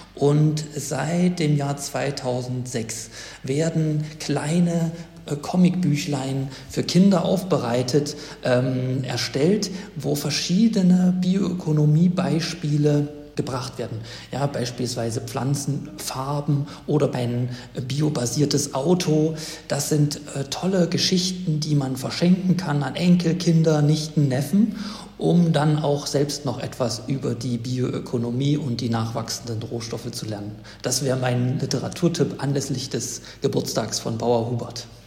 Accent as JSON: {"language": "German", "region": "Thuringia", "country": "Germany", "said": "empfehle ich als Thüringer"}